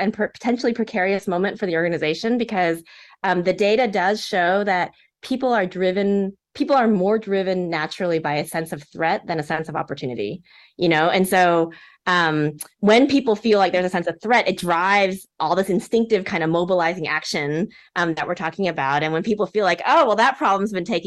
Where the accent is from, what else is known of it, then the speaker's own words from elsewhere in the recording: Texas, United States; I grew up in Texas, and I was a daughter of Korean immigrants